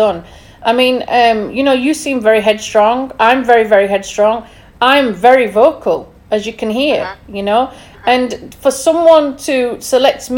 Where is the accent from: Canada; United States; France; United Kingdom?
United Kingdom; England; Obviously, I'm from England